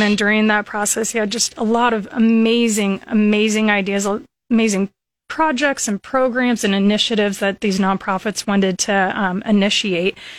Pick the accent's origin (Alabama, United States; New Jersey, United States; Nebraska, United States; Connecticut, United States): Nebraska, United States; Lincoln; also born or lived in Dorchester, Nebraska; I grew up in Lincoln, and Went all through school here